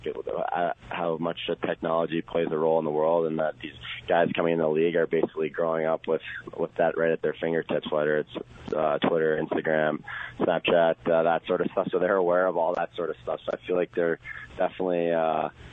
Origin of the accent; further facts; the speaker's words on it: United States; being an American and playing internationally